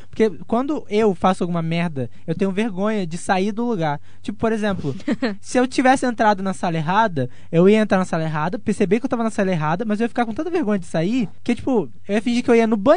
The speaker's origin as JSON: {"language": "Portuguese", "region": "Rio de Janeiro", "country": "Brazil", "said": "da cidade inteira, porque eu sou da Baixada, entendeu?"}